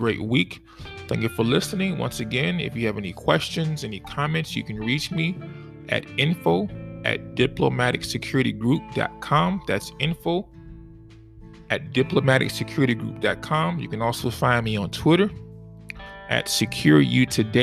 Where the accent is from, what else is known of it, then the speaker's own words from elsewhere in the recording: Chicago, Illinois, United States; my hometown, my city, and my state